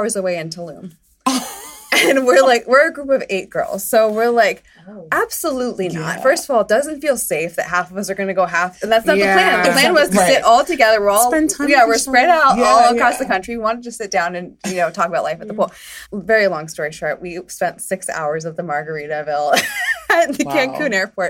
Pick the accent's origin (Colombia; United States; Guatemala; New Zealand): Colombia; I'm from Colombia.